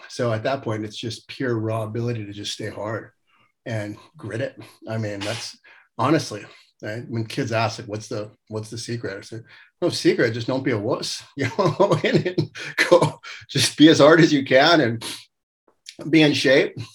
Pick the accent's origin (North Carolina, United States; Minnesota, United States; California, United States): California, United States; Los Angeles; moved away as an adult; growing up in the San Fernando Valley